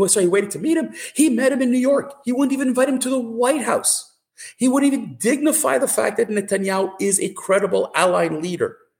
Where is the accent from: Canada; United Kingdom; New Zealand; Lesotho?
Canada; as a Canadian